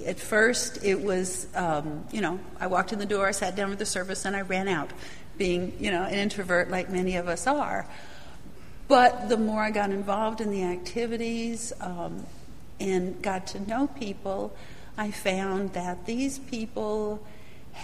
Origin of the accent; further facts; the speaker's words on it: Southern California, United States; I was raised Catholic in Southern California